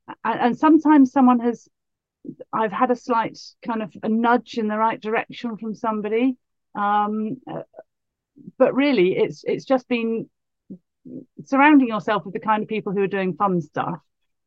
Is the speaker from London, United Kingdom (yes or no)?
no; Bath, South West England, United Kingdom; I grew up in Bath.